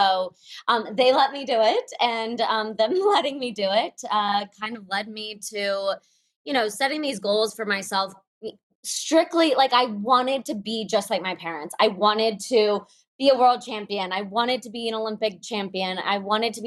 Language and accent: English; Moscow, Russia; I was born in Moscow